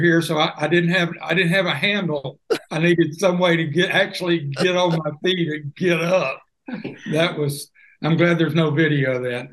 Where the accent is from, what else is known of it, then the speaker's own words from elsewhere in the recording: Little Rock, Arkansas, United States; moved away as an adult; also born or lived in Texas / Las Vegas; now in Hot Springs Village, United States; I was born and raised in Little Rock